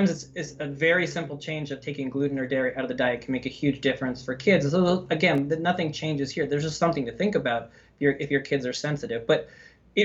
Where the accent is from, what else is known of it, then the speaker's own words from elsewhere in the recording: Canada; now in United States; I'm from Canada